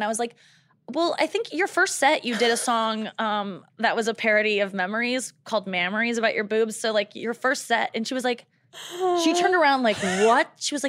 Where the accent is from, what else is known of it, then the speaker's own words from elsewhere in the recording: St. Louis, Missouri, United States; And we're both from St. Louis.